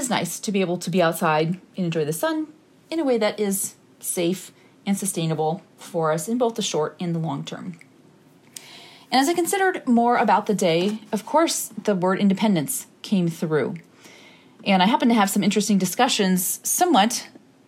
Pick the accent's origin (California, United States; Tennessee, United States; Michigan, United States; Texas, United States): Michigan, United States; Bay City; moved away; my hometown, in my adjacent to hometown space of Bay City, Michigan